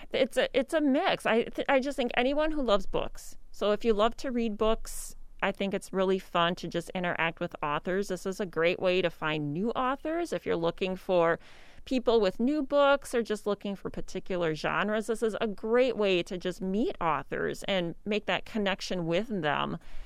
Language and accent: English; Waseca, Minnesota, United States; Well, yep, growing up in Waseca.